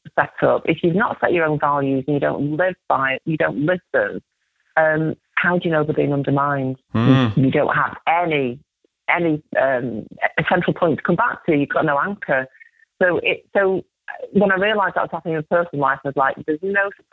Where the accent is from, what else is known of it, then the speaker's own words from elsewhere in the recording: Salford, North West England, United Kingdom; I grew up in Salford in Manchester in the 70s